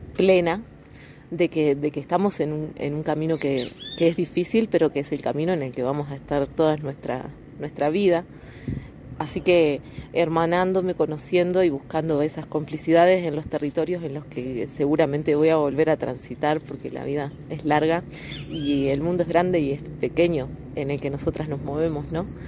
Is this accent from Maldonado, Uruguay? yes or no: no; west of Montevideo, Uruguay; soy del oeste de Montevideo, Uruguay, una zona rural, costera, litoral